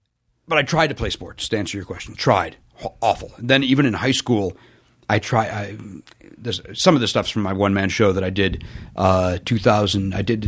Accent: Chicago, Illinois, United States; That's what I grew up in the South Side of Chicago.

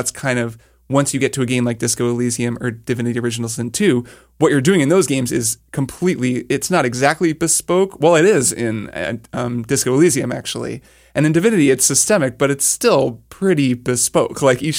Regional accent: United Kingdom; I'm British, so I read Edge magazine quite often

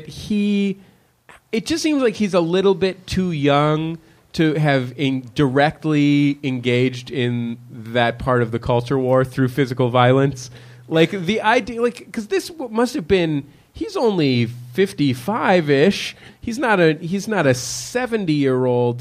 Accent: United States; We're American

